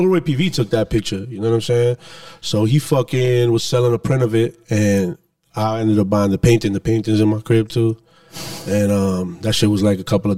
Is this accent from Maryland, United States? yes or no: no; New York City, New York, United States; I'm from the Bronx.